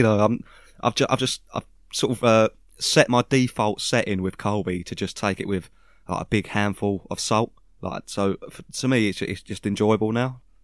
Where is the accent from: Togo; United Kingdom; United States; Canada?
United Kingdom; we're British